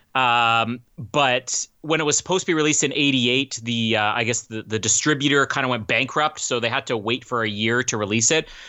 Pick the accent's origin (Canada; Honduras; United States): Canada; as a Canadian